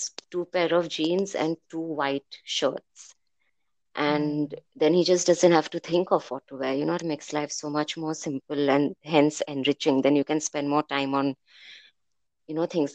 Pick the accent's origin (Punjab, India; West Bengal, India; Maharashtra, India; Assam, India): Maharashtra, India; Mumbai; moved away as an adult; now in Athens, Greece; I have grown up in India, in Bombay